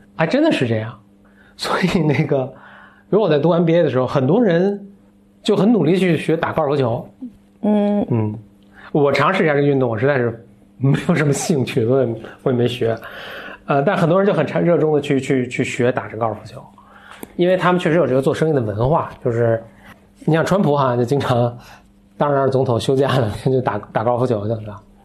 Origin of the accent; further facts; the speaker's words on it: China; 可能我们中国人去的就游刃有余啊